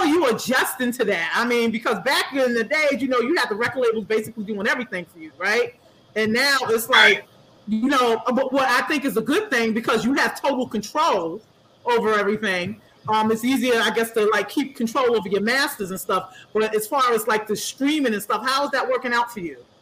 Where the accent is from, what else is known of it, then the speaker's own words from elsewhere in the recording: New York City, New York, United States; I'm from Springfield Gardens.